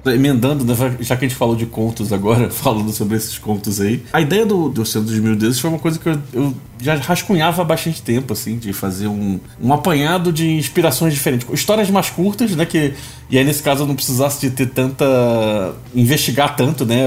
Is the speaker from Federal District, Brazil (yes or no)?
no; Rio de Janeiro, Brazil; aquele Rio de Janeiro antigo onde eu cresci